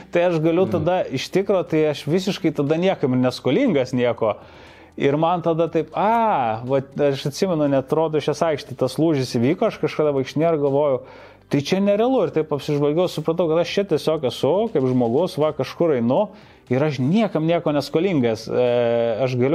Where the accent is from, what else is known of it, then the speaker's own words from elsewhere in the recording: Vilnius, Vilnius County, Lithuania; visiškai tipinis buvau 90-ųjų e, vaikas, labai užaugau toj early 90s tokioj mhm. Vilniaus aplinkoj, kuri, manau, kažkaip mane turbūt labiausiai ir, ir suformavo kaip žmogų.